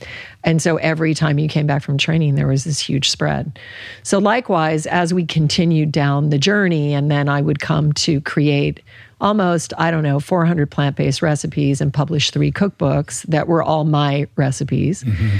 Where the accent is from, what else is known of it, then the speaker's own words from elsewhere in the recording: Alaska, United States; And I grew up in Alaska. There were hardly any vegetables, in the long winters.